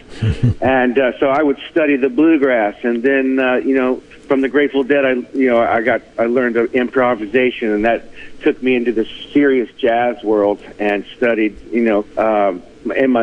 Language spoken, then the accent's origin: English; Fredericksburg, Virginia, United States; I grew up in Fredericksburg, Virginia, born and raised, moved away and traveled for a couple years and moved back here in 2000